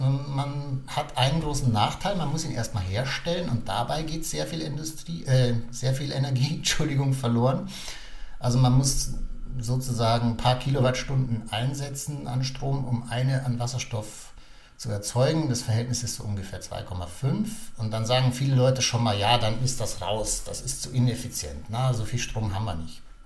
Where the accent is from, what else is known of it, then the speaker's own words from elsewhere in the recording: Germany; bei uns in Deutschland